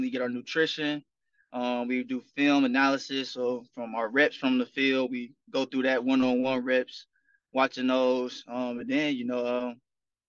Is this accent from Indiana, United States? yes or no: yes; Indianapolis, Indiana, United States; moved away; And I'm back in my hometown. I'm from Indianapolis